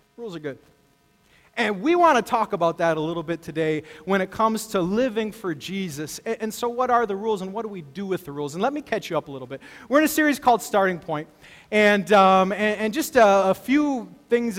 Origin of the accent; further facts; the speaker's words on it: El Paso, Texas, United States; I grew up in El Paso, Texas